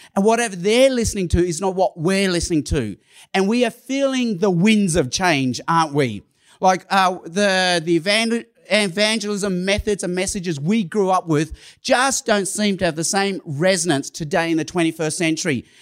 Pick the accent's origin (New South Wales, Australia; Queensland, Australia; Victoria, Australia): New South Wales, Australia; Sydney; first language Cantonese; English is a second language; also born or lived in Hong Kong / Chicago; I was born in Hong Kong. When I was a baby, my parents moved to Australia. I, I lived in, I've lived in Sydney, Australia almost all my life